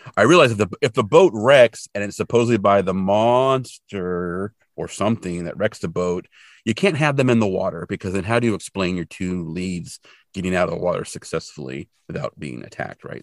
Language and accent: English; California, United States; where I grew up in California